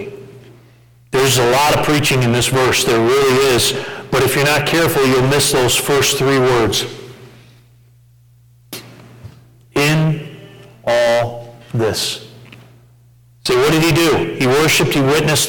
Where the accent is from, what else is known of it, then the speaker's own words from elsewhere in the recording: United States; We're typical American Christians